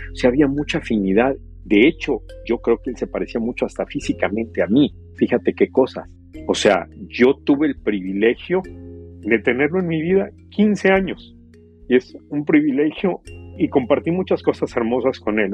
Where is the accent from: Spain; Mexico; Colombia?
Mexico; moved away; yo crecí en México